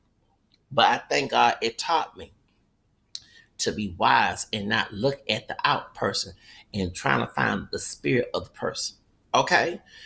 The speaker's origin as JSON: {"language": "English", "region": "the South", "country": "United States", "said": "I'm from the South"}